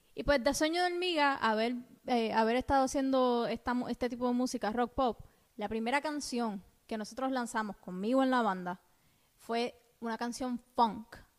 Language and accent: Spanish; Cuba; now in United States; cuando yo vivía en Cuba, porque soy cubana.